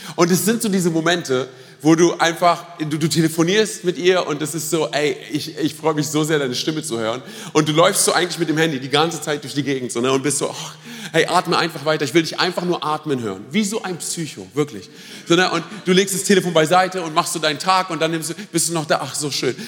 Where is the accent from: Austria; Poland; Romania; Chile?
Romania; now in Germany; Ich bin ja Rumäne